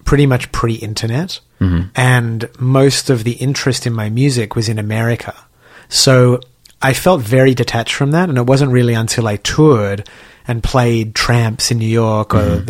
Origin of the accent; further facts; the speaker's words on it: Sydney, New South Wales, Australia; moved away; I grew up in Sydney and sort of in a working class, middle class Jewish community